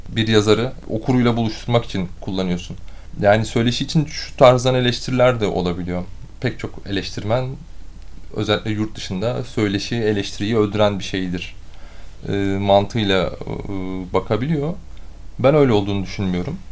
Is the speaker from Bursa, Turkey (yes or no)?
yes; Bursa, Turkey; moved away; also born or lived in Istanbul; Bursa doğumluyum.